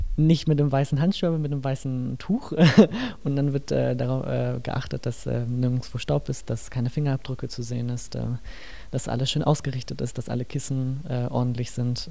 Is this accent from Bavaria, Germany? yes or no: yes; Nuremberg, Bavaria, Germany; now in Mittenwald, Germany; ursprünglich komme ich aus Nürnberg